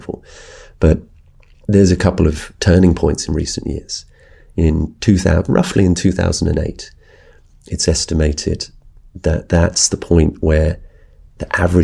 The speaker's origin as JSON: {"language": "English", "country": "United Kingdom", "said": "addressing this subject from Britain as a British journalist"}